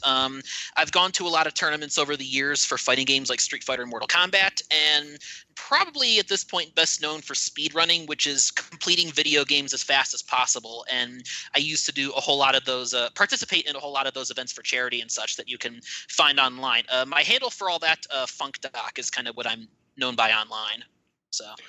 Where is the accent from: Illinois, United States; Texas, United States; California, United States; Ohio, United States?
Ohio, United States; Cleveland; I'm from the Cleveland area myself. Actually, lived there most of my life